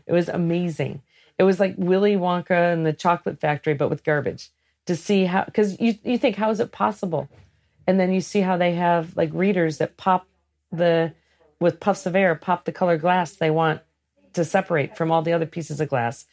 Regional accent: Great Lakes, United States; I grew up in the Great Lakes

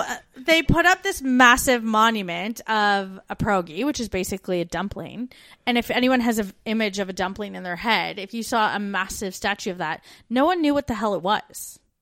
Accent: Brantford, Ontario, Canada; born or raised there; moved away as an adult

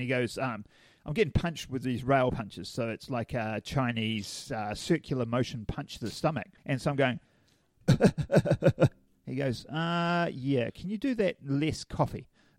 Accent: Hamilton, Waikato, New Zealand; I'm from Hamilton

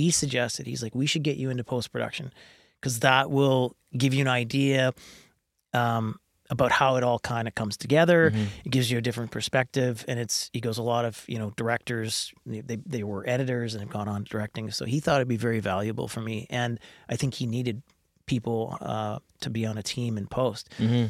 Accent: Kamloops, British Columbia, Canada; I mean, I growing up in Kamloops is...

